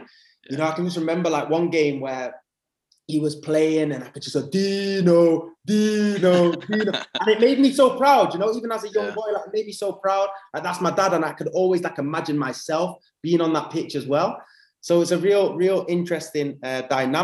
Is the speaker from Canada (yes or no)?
no; England, United Kingdom; accent: English; also born or lived in Spijkenisse, Netherlands / Amsterdam, Netherlands / Huddersfield, England; So we moved as a family to England, and that's when I was five. So that's why I've got an English accent. I literally grew up in England